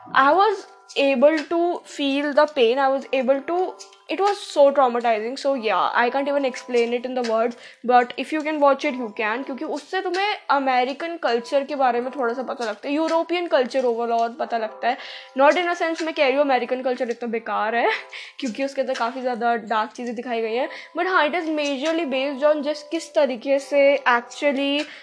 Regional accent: India; accent: Indian; मेरा कोई एक्सेंट है भी नहीं भाई एकदम इंडियन एक्सेंट है

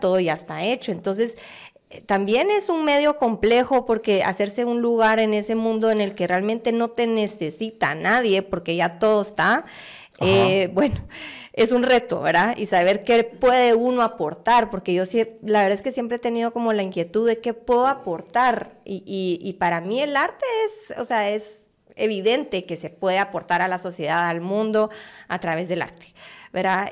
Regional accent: Guatemala; now in France; Nací en Guate. Ah, nací en Guate. Me fui con mi familia a finales de los noventas

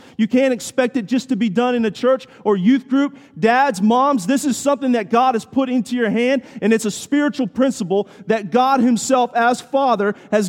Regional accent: Washington, D.C., United States; I grew up near Washington, D.C., right outside of Washington, D.C.

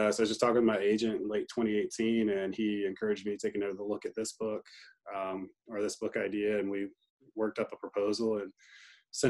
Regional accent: Greenville, North Carolina, United States; I grew up in Greenville

